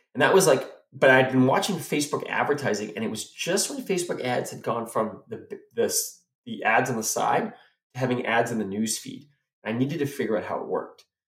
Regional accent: South Africa; moved away; I went back to Africa, and because that's where we're from. We we're immigrated from South Africa

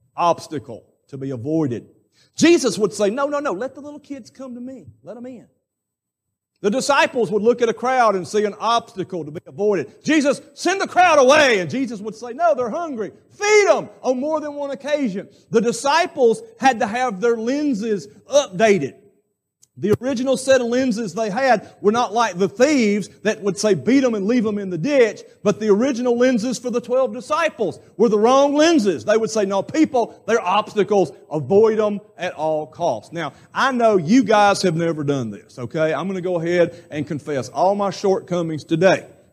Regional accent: Alabama, United States; I come from Alabama

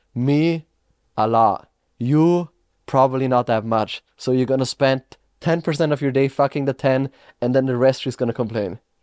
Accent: Austria; moved away; I am from Austria

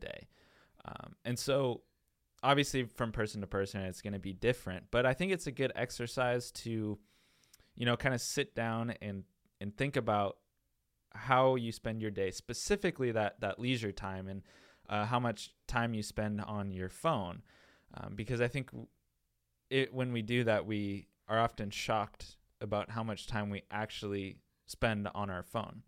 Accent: Tacoma, Washington, United States; now in Winter Haven, United States; I am from Tacoma, Washington, and so by going to the Bronx, New York, I was literally going to the opposite side of the country, about as, as far away as you can be from, from our hometown

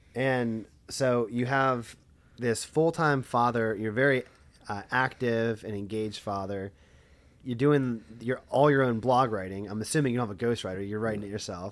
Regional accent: Lebanon, Pennsylvania, United States; I'm from Lebanon, like, never heard of it.

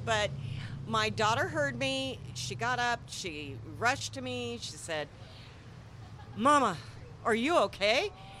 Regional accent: Bellevue, Washington, United States; moved away as an adult; now in Coeur d'Alene, United States; I am from Bellevue, Washington.

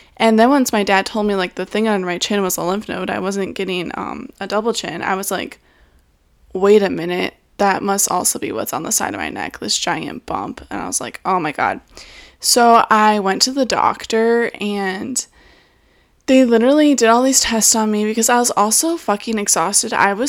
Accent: Michigan, United States; I'm from Michigan

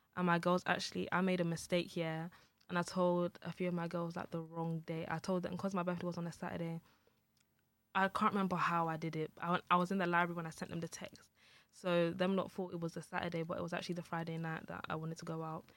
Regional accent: Nigeria

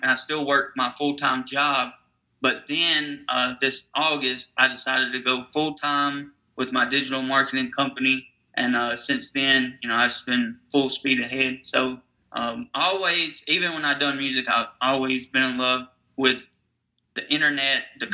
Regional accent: Nashville, Tennessee, United States; I'm from Nashville, Tennessee, so it's known as Music City.

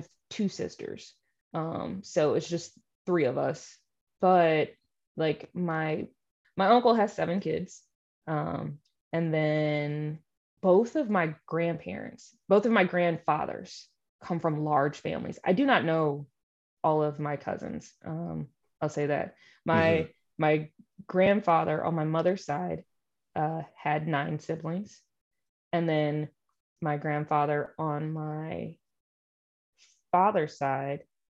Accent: St. Louis, Missouri, United States; I'm from St. Louis, Missouri. It's big, but it's small.

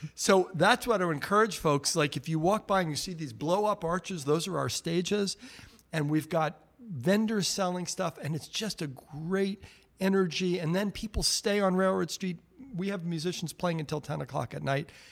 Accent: New York area, United States; now in Great Barrington, United States; I grew up in New York area

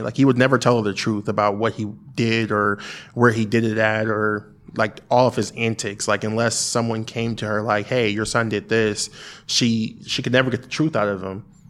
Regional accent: Springfield, United States; we relocated back to Springfield.

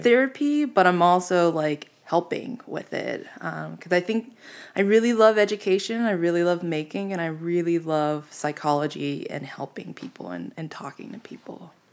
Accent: Pittsburgh, Pennsylvania, United States; now in Phoenix, United States; I'm from Pittsburgh

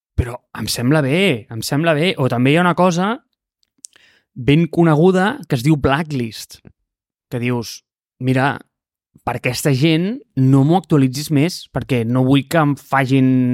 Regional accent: Catalonia, Spain; jo sóc un català

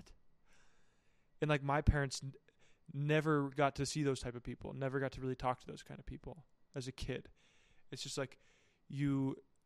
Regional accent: United States; moved away; I'm from a small town, and so, like, well, not so, like, it's, like, there's just not a lot of people.

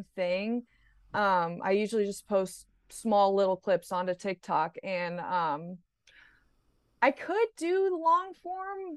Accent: Indiana, United States; moved away; I grew up in Indiana

